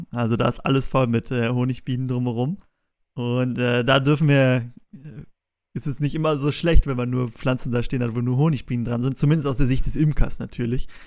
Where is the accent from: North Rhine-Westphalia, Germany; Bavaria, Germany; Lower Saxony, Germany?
North Rhine-Westphalia, Germany; Bonn; ich komme aus Bonn und in Bonn gibt es auch den Botanischen Garten.